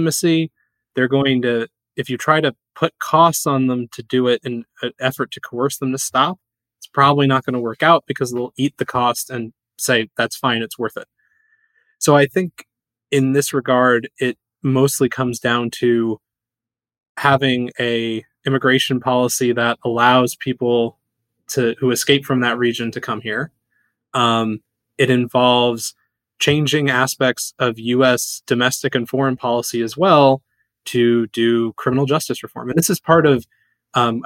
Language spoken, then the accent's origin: English; United States; as an American